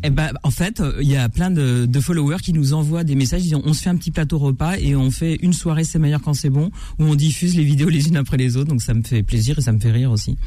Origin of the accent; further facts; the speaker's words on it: Versailles, Île-de-France, France; J'ai grandi à Versailles